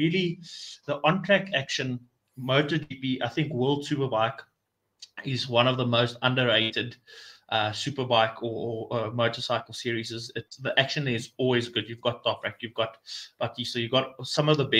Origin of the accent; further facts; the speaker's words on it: South Africa; first language Afrikaans; English is a second language; my home language is Afrikaans. I'm actually Afrikaans boy